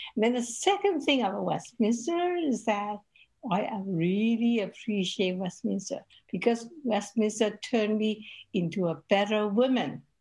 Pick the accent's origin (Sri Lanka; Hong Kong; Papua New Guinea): Hong Kong; I grew up in Hong Kong